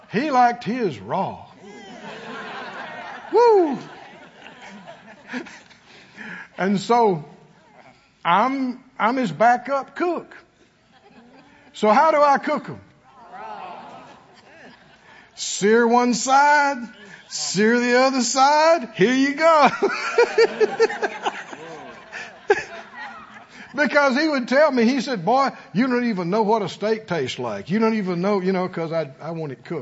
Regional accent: Mississippi, United States; moved away; we're from the country. We're from Mississippi

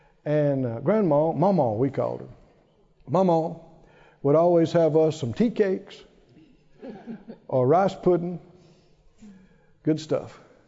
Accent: Philadelphia, Mississippi, United States; born there; I was born in Philadelphia, Mississippi. There is a Philadelphia, Mississippi. Small place. And that actually was about 20 miles from where we lived. We had to go to town, you know, to be born.

